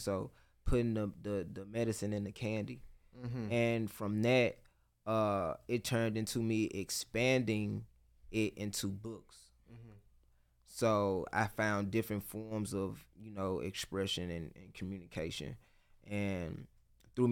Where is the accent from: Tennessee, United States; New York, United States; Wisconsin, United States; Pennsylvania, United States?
Tennessee, United States; Memphis; I'm from Memphis, Tennessee